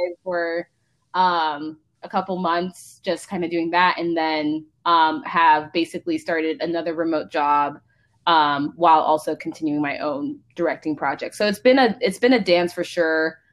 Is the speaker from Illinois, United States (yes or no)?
no; Palo Alto, California, United States; also born or lived in Mountain View / Santa Clara; I was born at Stanford. Um, grew up in basically Palo Alto, Mountain View